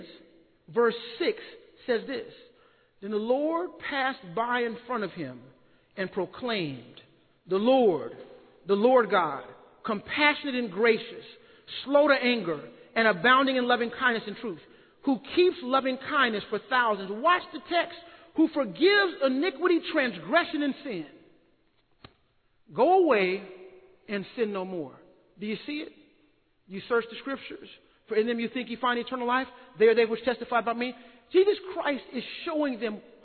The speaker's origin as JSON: {"language": "English", "town": "Austin", "region": "Texas", "country": "United States", "said": "I'm from Austin"}